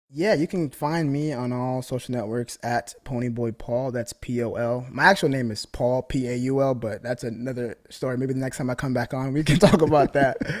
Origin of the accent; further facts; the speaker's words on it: Michigan, United States; I'm from Michigan